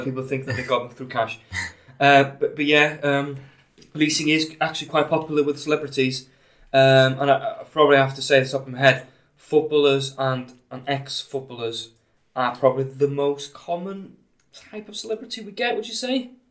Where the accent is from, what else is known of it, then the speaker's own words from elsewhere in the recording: Anglesey, North Wales, United Kingdom; accent: Welsh; now in St Helens, United Kingdom; I'm, I'm from Anglesey in North Wales originally. I live in St Helens now. Uh, so I suppose my accent is Welsh.